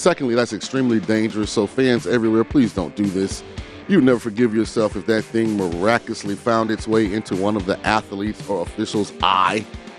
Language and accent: English; the South, United States; Well, I'm from the South, and we do Thanksgiving in a big way, just like SEC does football.